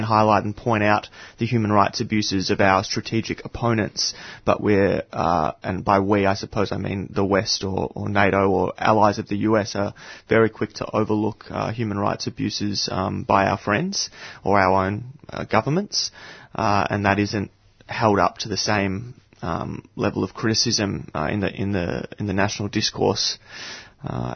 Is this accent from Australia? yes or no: yes; Australia; here in Australia